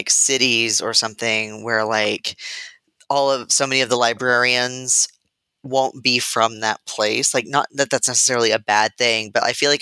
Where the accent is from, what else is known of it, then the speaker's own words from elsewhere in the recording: Illinois, United States; I'm from Illinois too